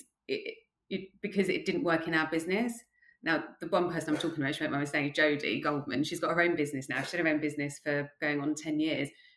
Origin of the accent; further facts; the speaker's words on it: Croydon, London, United Kingdom; also born or lived in Ascot / Bracknell / Loughborough; I grew up in Croydon